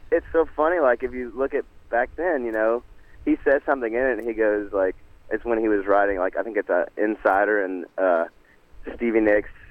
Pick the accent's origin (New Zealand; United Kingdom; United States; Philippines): United States; Nashville, Tennessee; growing up in Nashville, man, the, that love of a country twist on a on a line and a story